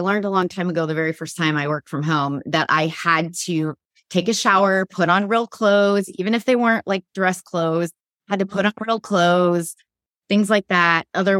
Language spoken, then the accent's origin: English; Midwest, United States; I grew up in the Midwest